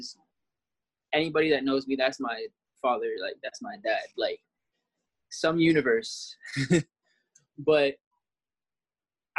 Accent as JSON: {"language": "English", "country": "Jamaica", "said": "we're both Jamaican"}